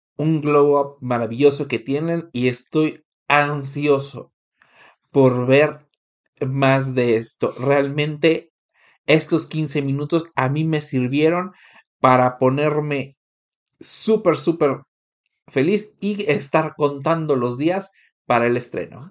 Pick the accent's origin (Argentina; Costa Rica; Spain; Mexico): Mexico; moved away; Y es tan común que te digan a ti, como mexicano, "Ah, México, fiesta